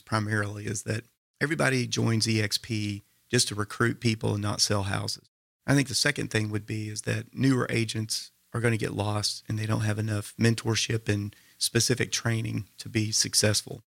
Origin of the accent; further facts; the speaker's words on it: Signal Mountain, Tennessee, United States; I grew up on Signal Mountain, very idyllic childhood